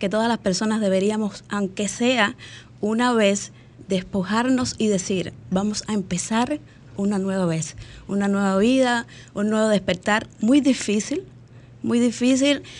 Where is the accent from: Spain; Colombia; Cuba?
Cuba; moved away as an adult; now in Dominican Republic; salí de Cuba con una maleta vacía, llena de sueños